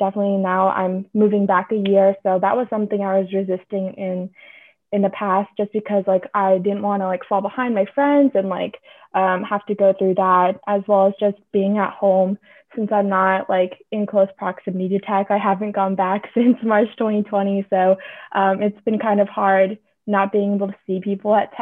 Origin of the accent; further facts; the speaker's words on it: Bay Area, California, United States; moved away as an adult; also born or lived in Atlanta, Georgia; I grew up in the Bay Area